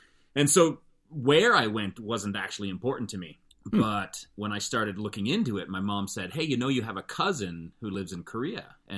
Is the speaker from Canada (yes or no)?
yes; Calgary, Alberta, Canada; But when I grew up in Calgary, none of my best friends were white.